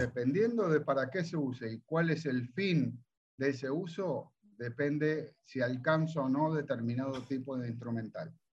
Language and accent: Spanish; Olivos, Buenos Aires Province, Argentina; yo soy de, de Olivos